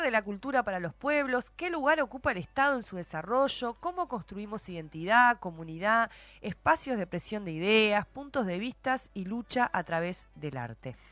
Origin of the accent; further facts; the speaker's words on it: Maldonado, Uruguay; crecí en Maldonado